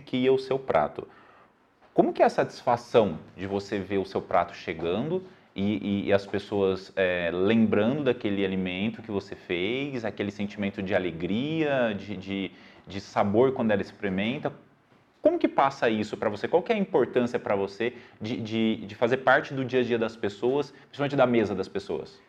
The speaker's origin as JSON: {"language": "Portuguese", "town": "São José do Rio Preto", "region": "São Paulo", "country": "Brazil", "accent": "R do interior", "said": "Somos de São José do Rio Preto, São Paulo, e por isso vamos falar com o R do interior."}